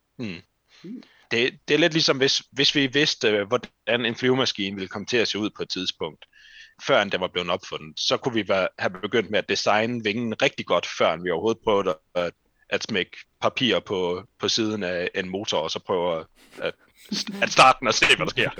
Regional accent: Randers, Central Denmark Region, Denmark; moved away as an adult; now in Aarhus, Denmark; at flytte fra Randers, hvor jeg kommer fra, til Aarhus

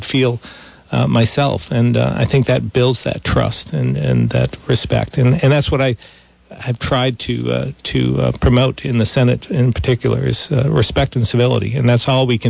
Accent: Vermont, United States; I grew up in Vermont

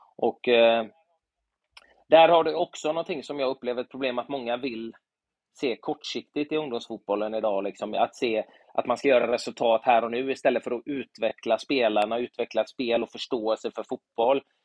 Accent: Gothenburg, Västra Götaland, Sweden; när jag var liten i Göteborg

